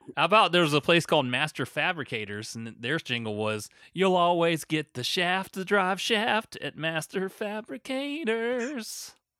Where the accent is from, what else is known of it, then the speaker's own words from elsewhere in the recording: North Augusta, South Carolina, United States; moved away; in my hometown of North Augusta